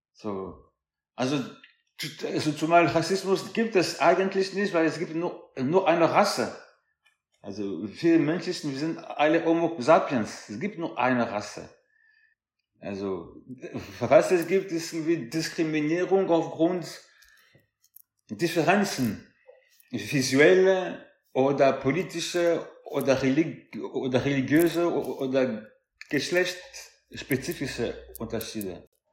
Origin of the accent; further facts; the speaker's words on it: France; ich bin Franzose dritter Generation